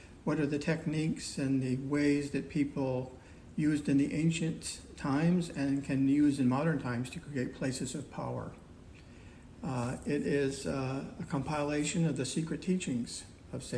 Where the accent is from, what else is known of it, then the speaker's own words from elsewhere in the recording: Ithaca, New York, United States; I grew up in Ithaca, New York.